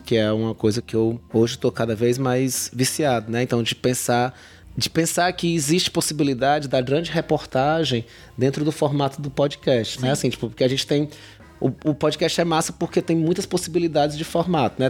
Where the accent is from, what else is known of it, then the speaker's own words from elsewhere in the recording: Fortaleza, Ceará, Brazil; moved away as an adult; also born or lived in Cariri; now in Juazeiro do Norte, Brazil; sou uma pessoa que nasci é, em Fortaleza e fui adotado pelo Cariri há 13 anos